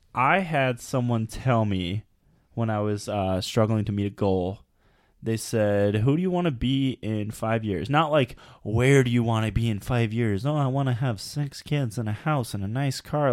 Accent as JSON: {"language": "English", "country": "United States", "said": "we're American"}